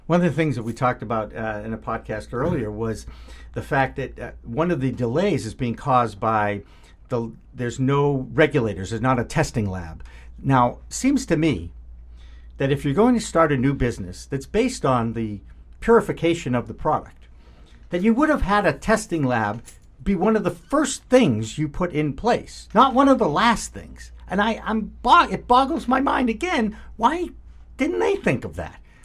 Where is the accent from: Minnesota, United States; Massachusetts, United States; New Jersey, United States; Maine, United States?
Massachusetts, United States; Newton; Newton is, of course, my hometown too